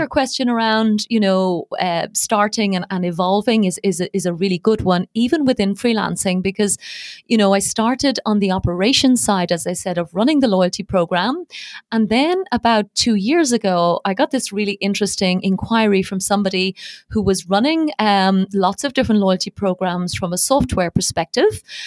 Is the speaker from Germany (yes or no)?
no; Dublin, Leinster, Ireland; accent: not a very strong Irish accent; moved away as an adult; also born or lived in Dubai, United Arab Emirates; now in United Arab Emirates; I was born and bred in Dublin, and I spent most of my life in Ireland